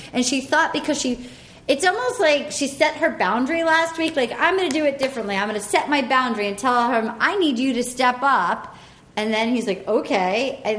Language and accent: English; Little Compton, Rhode Island, United States; they go to my hometown.